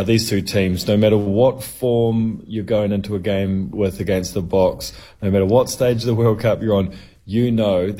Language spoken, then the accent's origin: English; New Zealand; Growing up in New Zealand, all our high school hakas